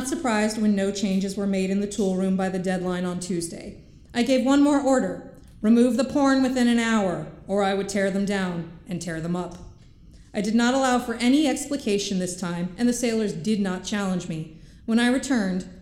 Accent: New Jersey, United States; moved away as an adult; My hometown in New Jersey is smaller than this hangar

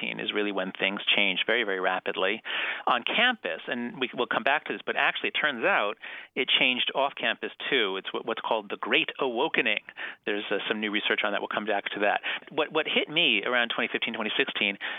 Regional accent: United States; as an American

